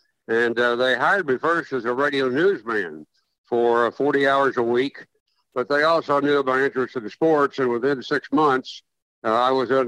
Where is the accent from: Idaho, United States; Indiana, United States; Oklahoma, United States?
Oklahoma, United States; Shawnee; I lived across the street from the local sportscaster in my hometown of Shawnee, Oklahoma.